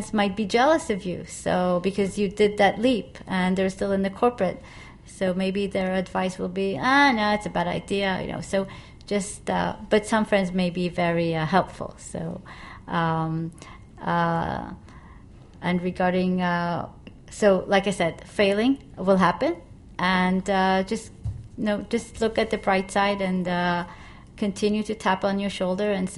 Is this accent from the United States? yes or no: no; Israel; now in Asia; I come from Israel